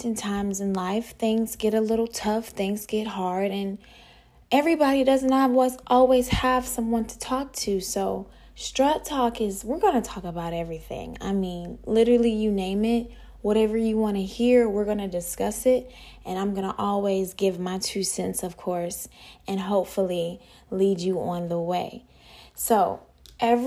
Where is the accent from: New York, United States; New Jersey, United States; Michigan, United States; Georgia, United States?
Georgia, United States; Atlanta; moved away as an adult; now in Miami, United States; I'm originally from Atlanta, Georgia. I currently live here in a 305 where it's hot.